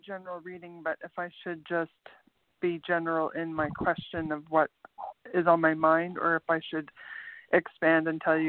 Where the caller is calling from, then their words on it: Canada; I'm calling from Canada.